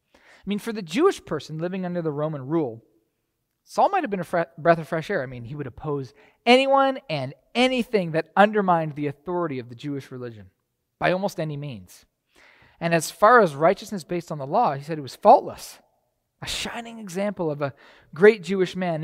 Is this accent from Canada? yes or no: yes; Canada; moved away as an adult; now in United States; I was from Canada